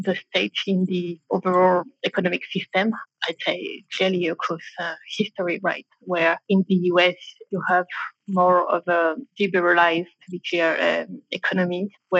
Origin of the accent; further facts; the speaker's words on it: Reims, Grand Est, France; English is a second language; also born or lived in London / Paris; I'm French, born and raised in Reims, near Paris